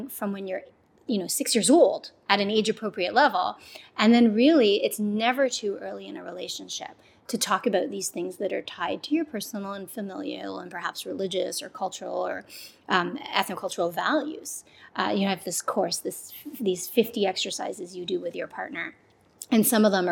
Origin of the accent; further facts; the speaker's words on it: Canada; I grew up in Canada and my mom came from Jamaica